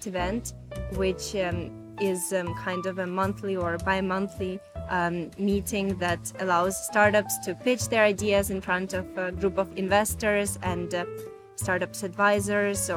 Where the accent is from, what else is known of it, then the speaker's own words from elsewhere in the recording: Ukraine; moved away as an adult; now in Milan, Italy; I am from Ukraine originally, but I've been living in Milan for almost a year now